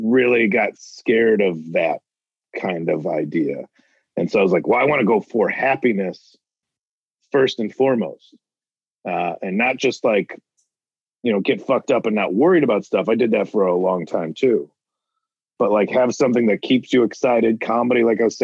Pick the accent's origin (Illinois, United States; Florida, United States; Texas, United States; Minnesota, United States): Illinois, United States; Chicago suburbs; everybody thinks I'm from Chicago. I never lived in the city. I'm like, what part of Chicago? I'm always like, the part where the tornadoes start. That's the part of Chicago I'm from